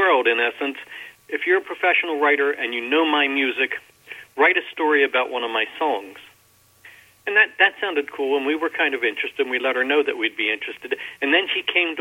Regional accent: Baltimore, Maryland, United States; we grew up in Baltimore. I grew up in a kind of a strange situation, is that my parents moved out of a very bad section of Baltimore when I was fairly young

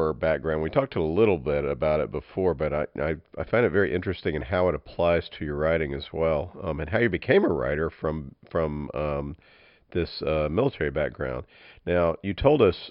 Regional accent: the American South, United States; being a Southerner

